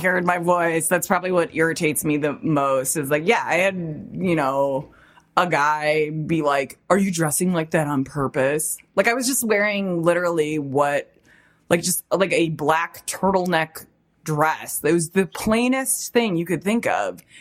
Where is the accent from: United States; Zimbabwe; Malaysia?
United States; Chicago, Illinois; I'm from Chicago